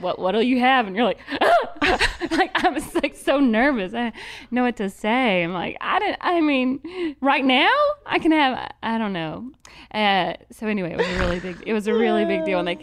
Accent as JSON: {"language": "English", "region": "Georgia", "country": "United States", "tie": "born or raised there", "also_born_or_lived": "California", "said": "we moved to Georgia from California when I was little"}